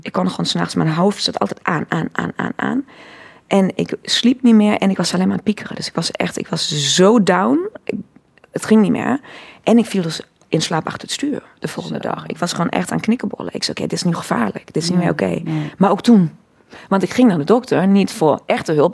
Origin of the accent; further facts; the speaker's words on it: Cologne, North Rhine-Westphalia, Germany; Dutch is a second language; moved away as an adult; also born or lived in Breda, Netherlands; now in Netherlands; ik ben in Keulen geboren